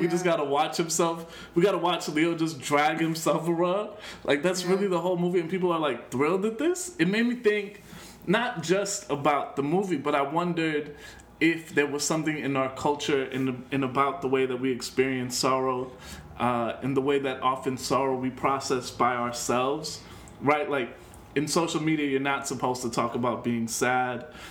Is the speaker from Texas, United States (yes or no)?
no; Chicago, Illinois, United States; I'm from Chicago.